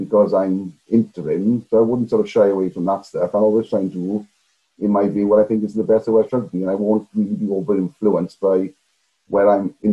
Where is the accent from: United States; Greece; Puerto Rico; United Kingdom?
United Kingdom; Garnant, Amman Valley, Wales; moved away as an adult; also born or lived in London; I then went to Amur Valley Comprehensive School, played rugby throughout that.